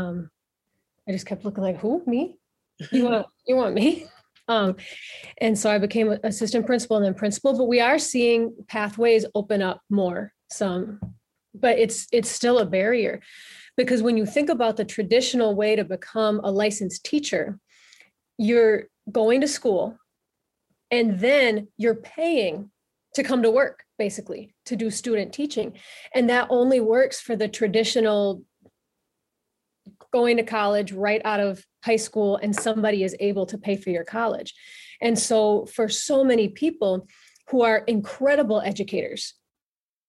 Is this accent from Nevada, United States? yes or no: no; Illinois, United States; moved away as an adult; also born or lived in Minnesota; now in Minneapolis, United States; I grew up in Illinois, and I came to Minnesota kind of very unintentionally and somewhat reluctantly.